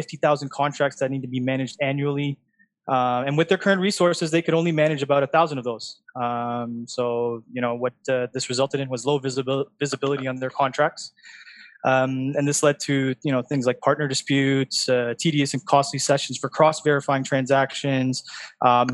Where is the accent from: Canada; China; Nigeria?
Canada; now in Dubai, United Arab Emirates; I'm from Canada